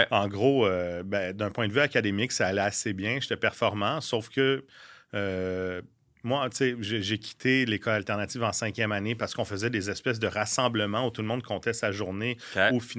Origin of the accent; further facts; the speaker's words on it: Laurentides, Quebec, Canada; accent: French; dans le même coin que toi, dans le fond, dans les Laurentides. Euh, j'ai été élevé au lac jusqu'à ce que je commence l'école. Vu que j'étais né en novembre